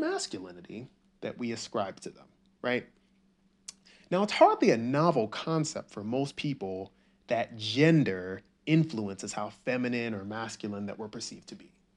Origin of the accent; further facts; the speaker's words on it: the South, United States; also born or lived in Nigeria; I didn't really have an accent. I just grew up in the South and I pronounced all my words correctly